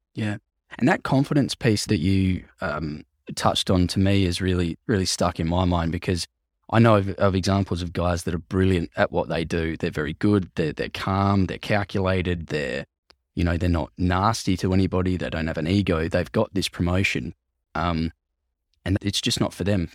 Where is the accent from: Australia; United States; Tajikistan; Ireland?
Australia; Wallaroo, South Australia; they don't have many ice rinks in, in Wallaroo in South Australia